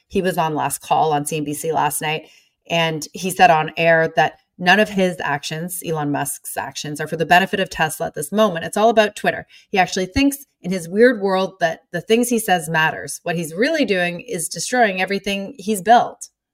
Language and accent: English; Canada; I'm Canadian.